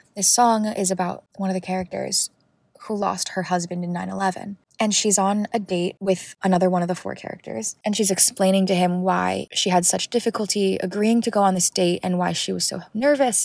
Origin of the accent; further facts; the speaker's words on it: Hawaii, United States; I grew up in Hawaii